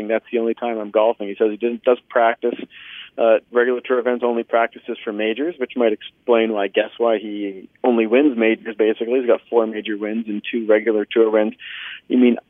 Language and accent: English; Canada; as a Canadian journalist